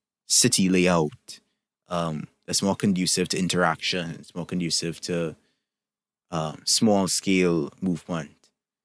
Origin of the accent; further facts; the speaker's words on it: Trinidad & Tobago; I can look at my own country. I'm from Trinidad and Tobago, for those who don't know, and think of things that need to get better, right?